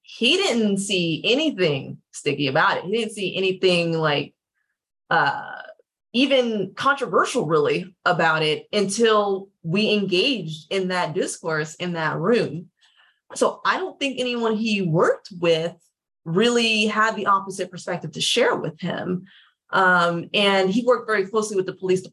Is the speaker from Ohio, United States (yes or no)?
yes; Columbus, Ohio, United States; now in Los Angeles, United States; I'm from Ohio. You know, I'm from a Midwest state, and even thinking about moving to another Midwest state because I live in LA right now.